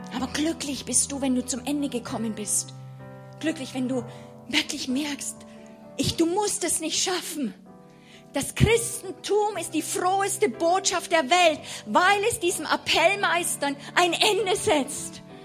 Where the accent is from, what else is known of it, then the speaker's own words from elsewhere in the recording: Germany; als Deutsche